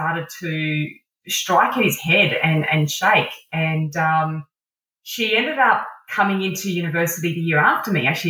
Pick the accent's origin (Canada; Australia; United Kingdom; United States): Australia; Adelaide, South Australia; also born or lived in Dampier, Western Australia / Sydney, New South Wales; I was born up in Dampier, which is the northwest coast of Western Australia, back in the 70s, where Red Dog ruled the Pilbara region. I then moved to Sydney for early primary school, and then to Adelaide for late primary school and high school.